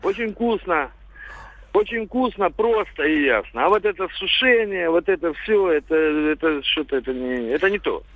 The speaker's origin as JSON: {"language": "Russian", "town": "Sevastopol", "region": "Crimea", "country": "Ukraine", "said": "у нас в Крыму, я из Севастополя"}